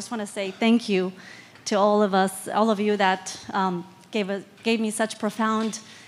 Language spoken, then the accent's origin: English; Seattle, Washington, United States; I'm from Seattle, Washington, in the United States.